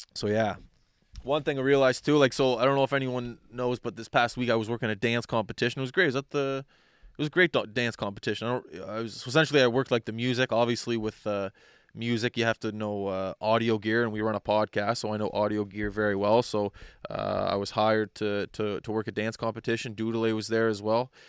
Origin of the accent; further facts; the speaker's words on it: Nova Scotia, Canada; I'm from, I'm from Nova Scotia